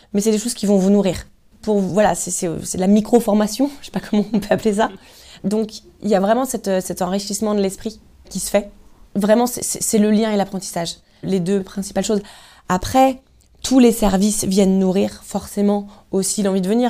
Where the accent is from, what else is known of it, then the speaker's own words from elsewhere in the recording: Lorient area, South Brittany, France; je suis, je suis vraiment Bretagne Sud, moi.